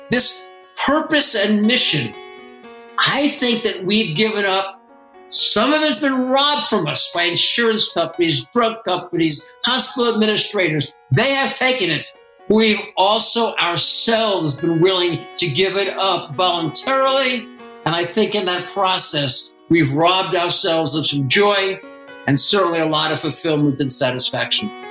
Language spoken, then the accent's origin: English; East Coast, United States; moved away as an adult; I grew up on the East Coast